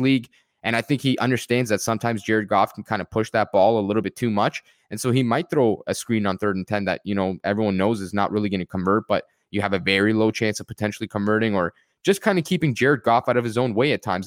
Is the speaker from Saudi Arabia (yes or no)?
no; Canada; I am personally a Canadian